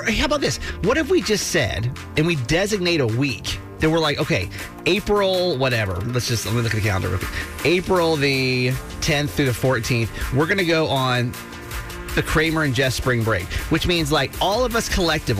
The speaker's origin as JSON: {"language": "English", "region": "Georgia", "country": "United States", "tie": "born or raised there", "moved": "yes", "lives_now": "Maryland, United States", "said": "Back when I was a kid, I grew up in Georgia"}